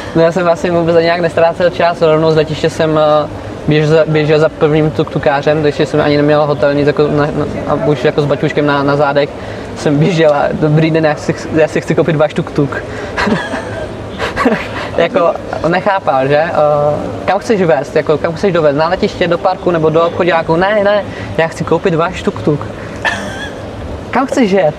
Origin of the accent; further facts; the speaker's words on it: Czechia; Protože Češi jsou hodně vynálezaví, to jako my máme